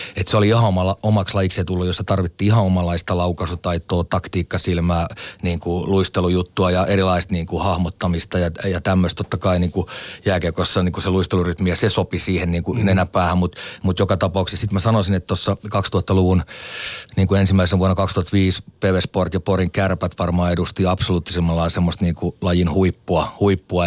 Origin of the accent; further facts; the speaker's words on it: Lahti, Päijät-Häme, Finland; Meillä Lahdessa, joka oli tämmöinen niin keskikokoinen kaupunki